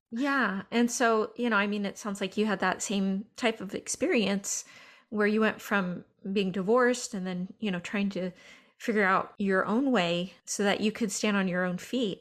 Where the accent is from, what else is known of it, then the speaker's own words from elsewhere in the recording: Northern California, United States; I'm from Northern California, I am not from Oklahoma